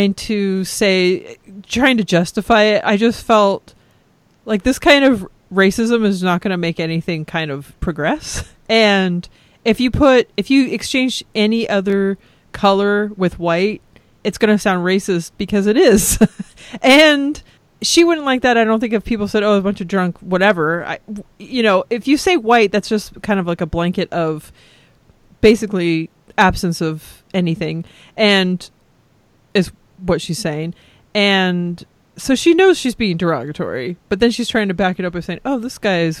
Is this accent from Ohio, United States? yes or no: no; California, United States; moved away; also born or lived in Texas; I'm Californian